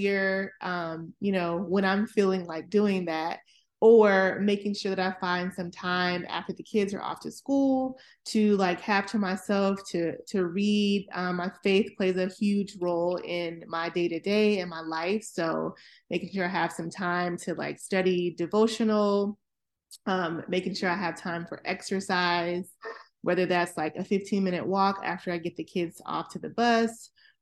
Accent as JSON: {"language": "English", "town": "Atlanta", "region": "Georgia", "country": "United States", "moved": "as an adult", "lives_now": "Maryland, United States", "said": "I'm originally from Atlanta, Georgia, and I currently reside in the Maryland, greater Washington, DC area, where I've been for about 17 years"}